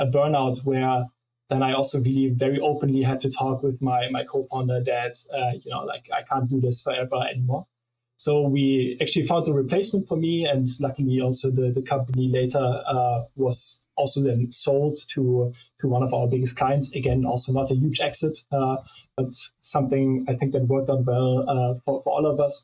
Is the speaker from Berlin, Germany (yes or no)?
no; Munich, Bavaria, Germany; Munich where I grew up